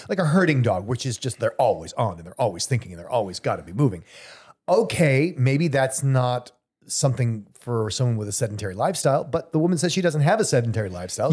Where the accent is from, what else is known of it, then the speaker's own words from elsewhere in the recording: Southern California, United States; moved away; I grew up in Southern California. We were always comfortable.